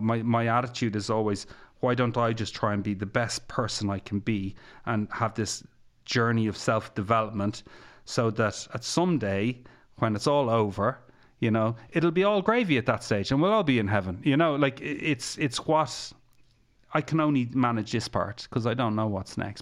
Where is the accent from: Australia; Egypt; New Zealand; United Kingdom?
Egypt; I'm from Egypt